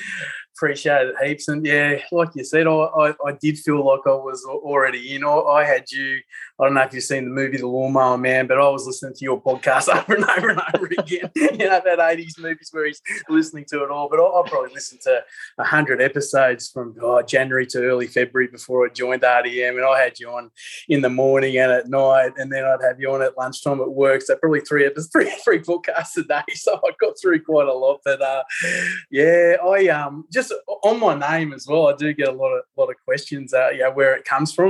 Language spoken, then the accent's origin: English; Papua New Guinea; born there; And they were teachers in Papua New Guinea. I was born in Papua New Guinea